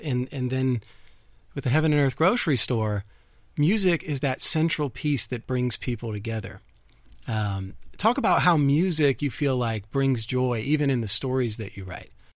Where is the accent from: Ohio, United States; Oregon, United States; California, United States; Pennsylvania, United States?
Ohio, United States; Dayton; I'm from Ohio. I grew up in Dayton, Ohio